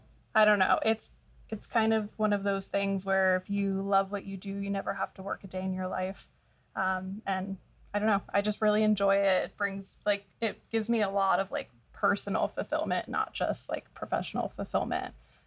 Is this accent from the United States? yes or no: yes; New Jersey, United States; also born or lived in Pennsylvania; now in Arizona, United States; like you mentioned. I'm originally from New Jersey. I went to high school in Pennsylvania, and moved to Arizona.